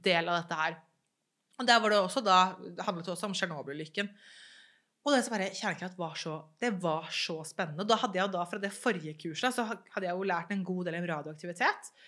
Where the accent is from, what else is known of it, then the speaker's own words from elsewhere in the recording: Norway; jeg er jo født og oppvokst i Norge